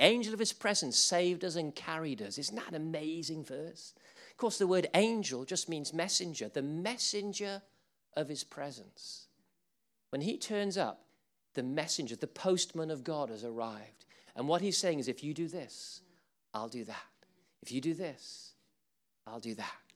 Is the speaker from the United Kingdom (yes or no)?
yes; England, United Kingdom; We're English.